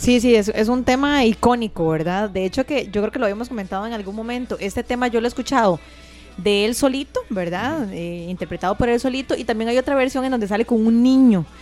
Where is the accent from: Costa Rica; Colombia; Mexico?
Costa Rica; como costarricenses